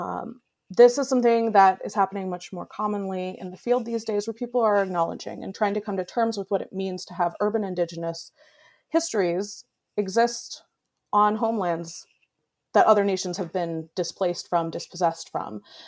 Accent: Minneapolis, Minnesota, United States; growing up in Minneapolis

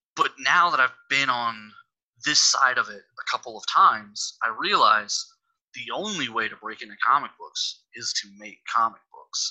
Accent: Texas, United States; I'm from Texas, and here in Texas

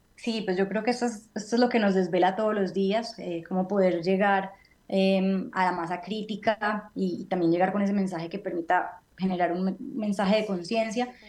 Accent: Colombia; por el hecho de haber nacido en este país

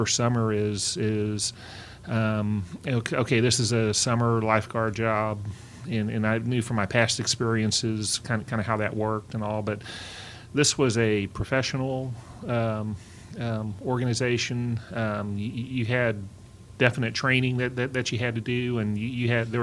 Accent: Donna, Texas, United States; moved away as an adult; now in College Station, United States; Down in South Texas, down the Rio Grande Valley. I went to Donna High School.

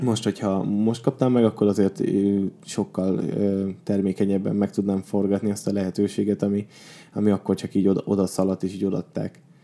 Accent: Borsod-Abaúj-Zemplén, Hungary; én Borsodból származom

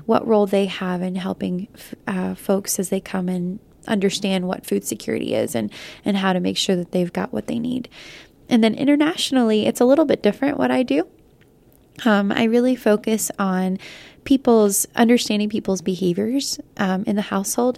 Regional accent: United States; first language Spanish; English is a second language; trying to find my identity as a, as a Lat-, Latino woman, but also as an American

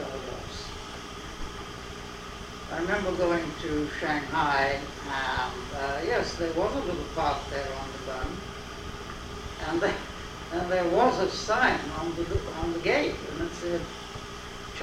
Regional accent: London, United Kingdom; first language English; moved away; also born or lived in West Indies; I was born actually in the West Indies, and then at the age of 4, I went to England, and I got my main education at London University

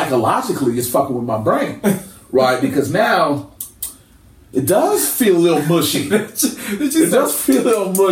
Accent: California, United States; My family is from there. I am not from there. I'm from California

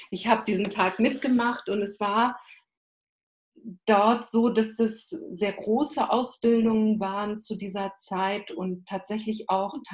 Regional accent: North Rhine-Westphalia, Germany; born there; das ist nah in Köln, da habe ich eben auch Familie. Ich bin in der Nähe geboren, da fühle ich mich auch wohl in der Ecke, auch wenn man das sprachlich nicht hört. So ist doch meine Wiege stand in diesem Bereich

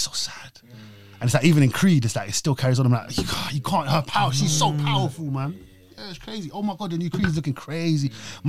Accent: Australia; Like, I'm Australian, that's a shit accent, but you speak from your belly.

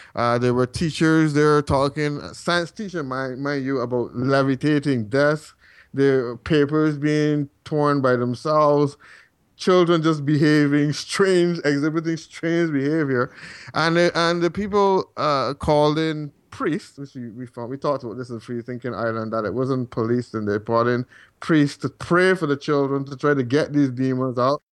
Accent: Barbados; moved away as an adult; now in Calgary, Canada; I am from Barbados originally, and still have quite a few contacts there

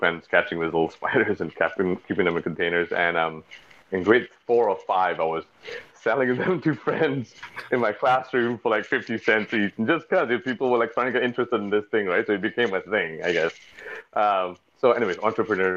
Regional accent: Singapore; I'm East Indian descent. My family, my great-grandparents from India, but I was born and raised in Singapore, a little small tropical little island off the tip of Peninsula Malaysia, Southeast Asia

